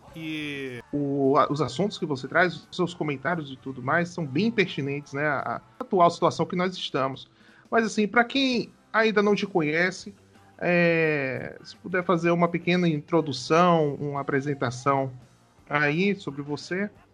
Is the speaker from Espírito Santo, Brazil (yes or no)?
no; Salvador, Bahia, Brazil; Eu também sou de Salvador